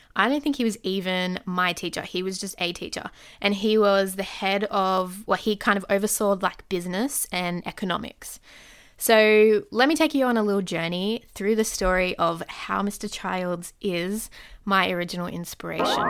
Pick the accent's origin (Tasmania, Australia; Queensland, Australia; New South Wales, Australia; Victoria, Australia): New South Wales, Australia; Sydney; I'm from Sydney, Australia.